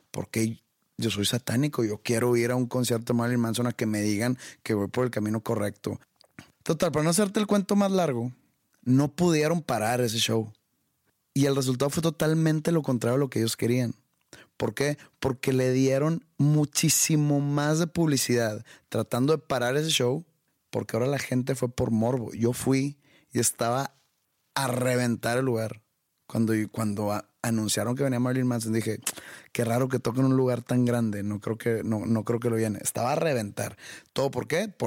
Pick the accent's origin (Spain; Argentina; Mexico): Mexico; no merecemos ese tipo de shows nosotros como mexicanos y como católicos